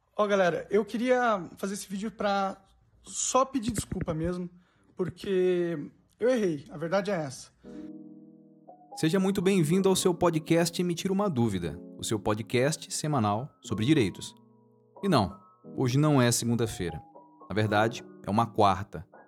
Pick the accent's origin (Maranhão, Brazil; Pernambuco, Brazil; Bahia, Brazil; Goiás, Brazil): Maranhão, Brazil; porque eu moro no Maranhão, eu sou maranhense